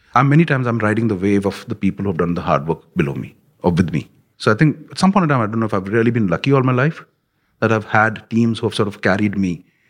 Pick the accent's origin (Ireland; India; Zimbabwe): India; when I grew up in India